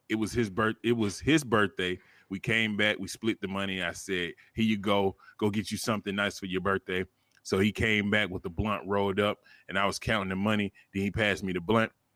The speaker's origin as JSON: {"language": "English", "region": "the South", "country": "United States", "said": "I'm from the South"}